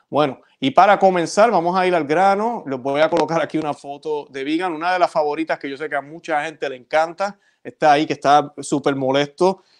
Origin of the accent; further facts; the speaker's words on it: Puerto Rico; yo que soy de Puerto Rico, yo recuerdo ir a la Catedral de San Juan